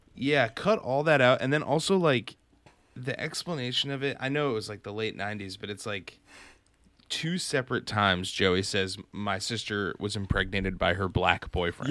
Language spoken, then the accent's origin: English; Massachusetts, United States; I'm from Massachusetts.